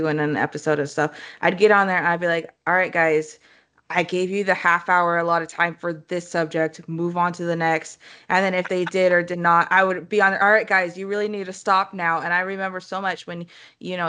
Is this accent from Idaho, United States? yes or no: yes; Moscow, Idaho, United States; moved away as an adult; also born or lived in Oregon; I was born and raised in Moscow, Idaho